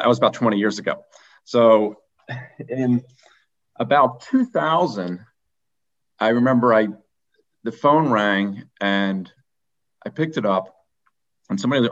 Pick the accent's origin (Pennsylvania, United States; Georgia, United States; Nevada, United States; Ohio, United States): Pennsylvania, United States; Philadelphia; also born or lived in Vermont; I was born in Philadelphia, and I grew up right outside the city.